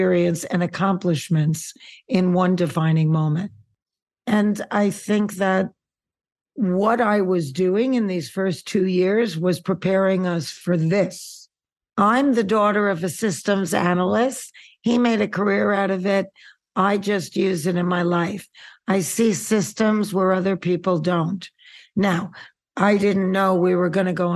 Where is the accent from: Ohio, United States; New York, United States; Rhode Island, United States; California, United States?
New York, United States; New York City; now in Santa Monica, United States; I'm a girl from Queens